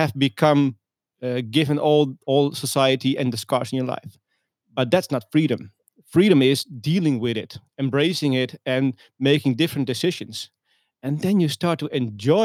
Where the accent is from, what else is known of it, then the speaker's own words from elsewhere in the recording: Leeuwarden, Friesland, Netherlands; I was born and raised in the Netherlands, in Leeuwarden, a city in the northern part of the Netherlands.